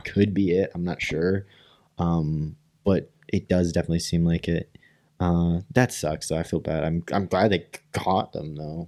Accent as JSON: {"language": "English", "town": "Rockford", "region": "Illinois", "country": "United States", "said": "we're from Rockford"}